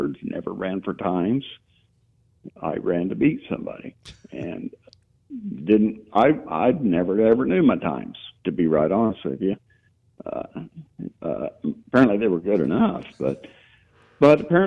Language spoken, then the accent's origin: English; Hays, Kansas, United States; I was born in Hays in 1951 at Hadley Hospital